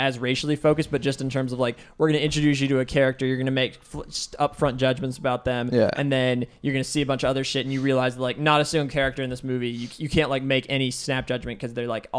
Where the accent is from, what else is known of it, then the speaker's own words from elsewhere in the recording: Bellevue, Washington, United States; Bellevue, Washington. My mom's a doctor and my dad is an accountant.